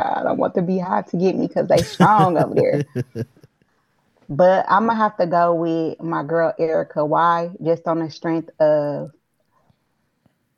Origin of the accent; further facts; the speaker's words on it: Milwaukee, Wisconsin, United States; now in Texas, United States; I'm from Milwaukee, Wisconsin